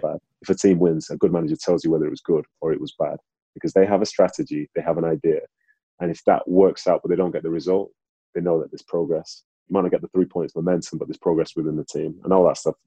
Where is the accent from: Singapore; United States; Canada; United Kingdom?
United Kingdom; Manchester, North West England; also born or lived in Nigeria; I was born in Nigeria, came over to England. I was living in Manchester